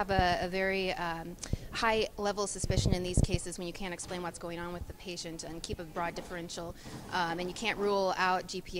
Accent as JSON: {"language": "English", "region": "Indiana", "country": "United States", "moved": "as an adult", "lives_now": "Milwaukee, United States", "said": "I'm originally from Indiana, but I'm currently training in Milwaukee, Wisconsin at Medical College, Wisconsin."}